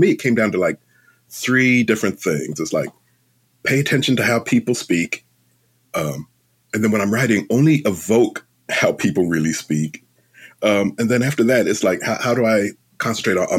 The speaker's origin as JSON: {"language": "English", "region": "London", "country": "United Kingdom", "tie": "born or raised there", "moved": "yes", "lives_now": "United States", "said": "I was born in London."}